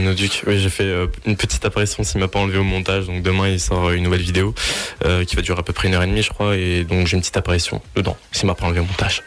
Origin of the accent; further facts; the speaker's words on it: Colmar, Grand Est, France; la foire Van Colmar, parce que c'est là où je suis né, c'est ma ville natale